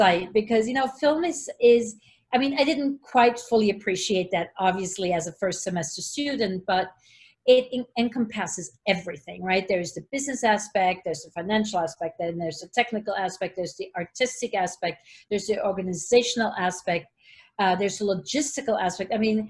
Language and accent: English; Switzerland; English is a second language; And I come in from Switzerland, and it was like, you know, I'm going to be here only for one semester.